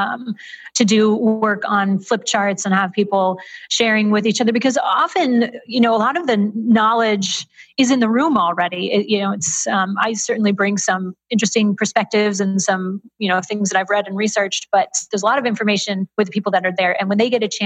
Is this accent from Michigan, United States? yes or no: yes; Michigan, United States; moved away as an adult; also born or lived in San Francisco; I'm now based out of my home state of Michigan